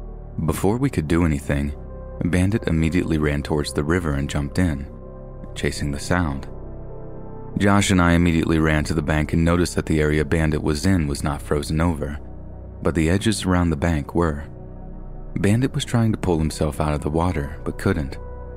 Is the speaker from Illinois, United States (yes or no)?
no; Fort Collins, Colorado, United States; I was born and raised in Fort Collins, Colorado, home of the Colorado State University Rams.